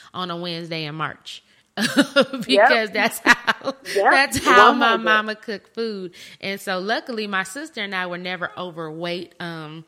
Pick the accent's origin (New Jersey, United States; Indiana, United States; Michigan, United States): Michigan, United States; Flint; also born or lived in Grand Blanc, Michigan; I'm from Michigan. I'm from Flint, Michigan